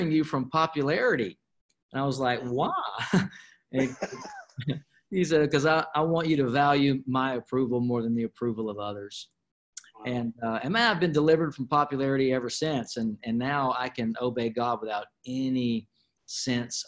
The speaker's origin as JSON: {"language": "English", "town": "Flowood", "region": "Mississippi", "country": "United States", "tie": "born or raised there", "said": "I have a great home church that I grew up in there in Flowood, Mississippi, called Word of Life"}